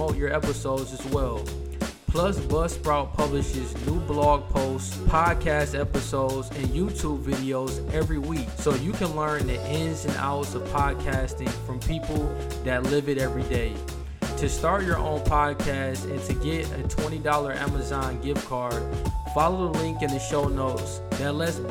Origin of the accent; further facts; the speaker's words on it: Michigan, United States; moved away as an adult; also born or lived in Ohio; I was an out-of-state resident, so I'm originally from Michigan